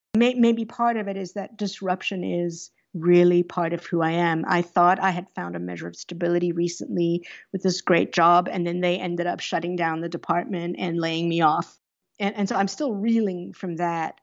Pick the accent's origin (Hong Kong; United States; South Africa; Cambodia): South Africa; moved away; I grew up under apartheid in South Africa